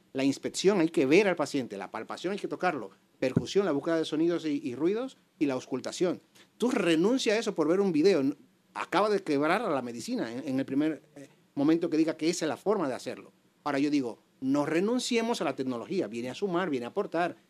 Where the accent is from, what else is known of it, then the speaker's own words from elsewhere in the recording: Dominican Republic; moved away as an adult; now in Spain; soy médico dominicano, graduado de la Universidad Autónoma de Santo Domingo. Hace más o menos 18 años emigro aquí a España